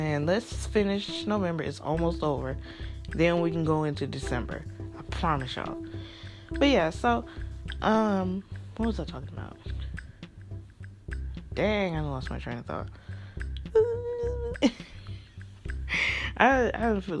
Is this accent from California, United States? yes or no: no; Kentucky, United States; now in Mississippi, United States; originally I'm from Kentucky